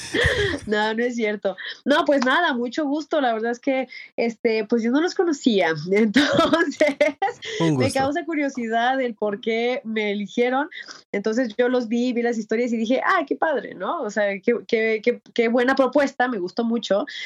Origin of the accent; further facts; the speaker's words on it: Comitán, Chiapas, Mexico; moved away as an adult; now in Mexico City, Mexico; en mi pueblo, yo soy de Comitán, Chiapas